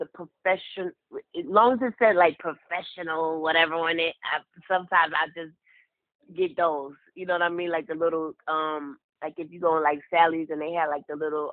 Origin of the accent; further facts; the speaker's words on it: New York City, New York, United States; now in Mississippi, United States; I live in Mississippi. I'm from Brooklyn, New York.